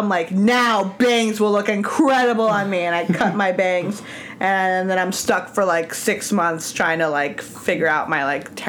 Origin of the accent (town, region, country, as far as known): Angwin, California, United States; born or raised there; now in New York City, United States